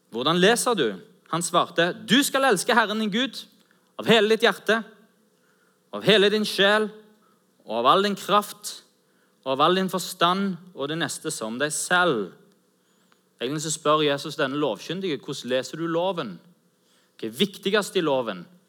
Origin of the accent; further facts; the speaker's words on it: Norway; Vi er jo nordmenn